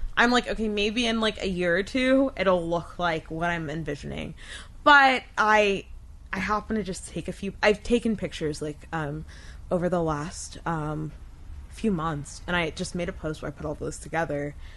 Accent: Wesley Chapel, Florida, United States; also born or lived in Tampa, Florida; my family moved to Pasco County when I was in kindergarten, and I kind of lived here for most of my life.

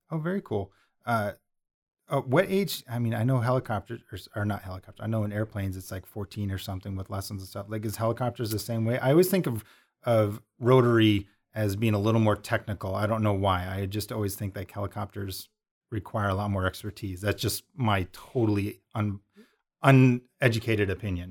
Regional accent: Montana, United States; I'm originally from Montana

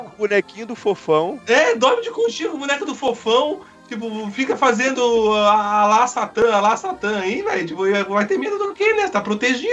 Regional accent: Rio de Janeiro, Brazil; eu sou do Rio

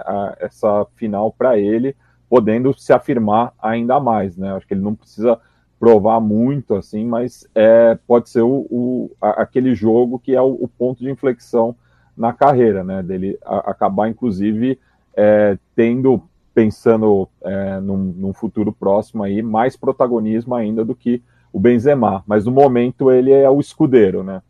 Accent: São Paulo, Brazil; eu aqui do meu lugar, né, como paulistano

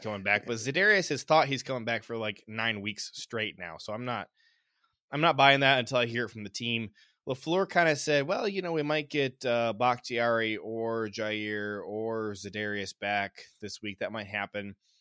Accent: Ohio, United States; I grew up in Ohio

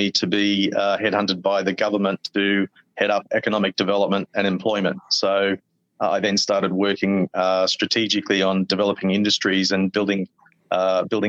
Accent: Queensland, Australia; now in Bangkok, Thailand; I'm Australian from Queensland

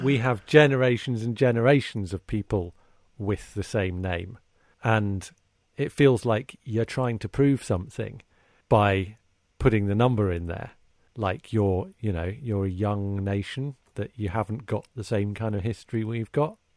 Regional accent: United Kingdom; as a Brit growing up, i, you know, in the, in the late twentieth century

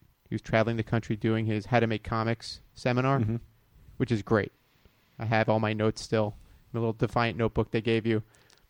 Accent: Florida, United States; I grew up in Florida.

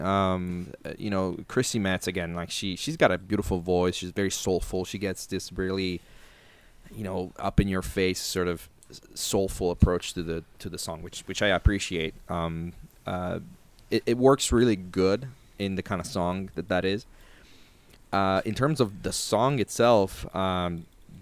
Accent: Italy; I come from Italy.

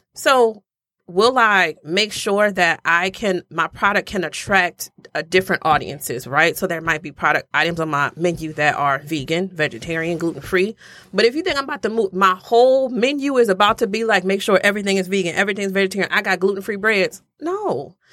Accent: Louisiana, United States; I'm from Louisiana

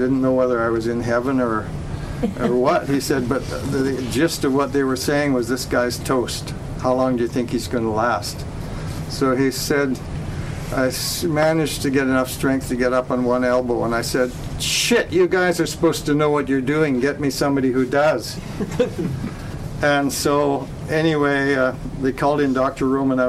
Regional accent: Canada

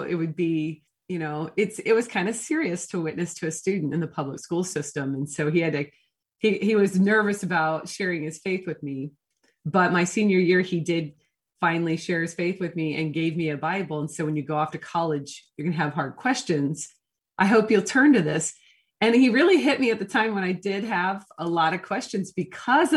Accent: Portland, United States; moved away; also born or lived in the South (US); I'm actually from Portland, even though I did spend a significant amount of time in the South

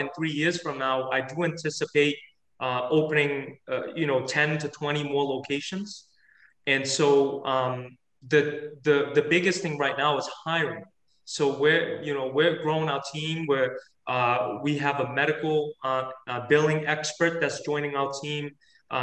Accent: United States; growing up in America and going through, you know, education here.

